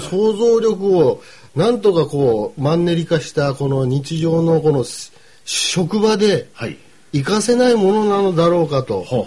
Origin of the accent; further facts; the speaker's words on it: Kumamoto, Japan; 僕ら熊本